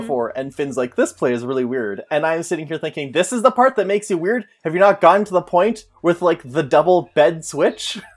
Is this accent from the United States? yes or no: no; Saskatchewan, Canada; we're from Saskatchewan